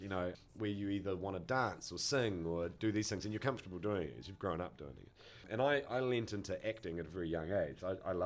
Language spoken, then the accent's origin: English; Auckland, New Zealand; I grew up here in central Auckland